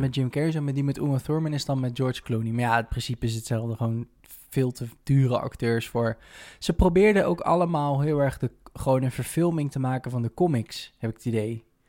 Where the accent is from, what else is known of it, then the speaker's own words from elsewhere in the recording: Netherlands; zijn we toch altijd wel een beetje trots als Nederlanders